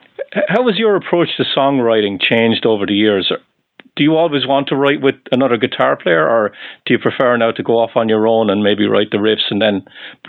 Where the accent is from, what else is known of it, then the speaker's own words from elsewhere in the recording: Ireland; moved away as an adult; I'm from Ireland